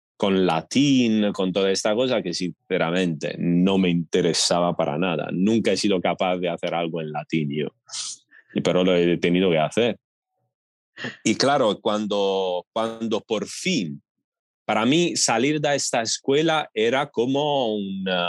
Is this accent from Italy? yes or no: yes; Italy; Spanish is a second language; moved away as an adult; en mi pueblo, en mi ciudad pequeña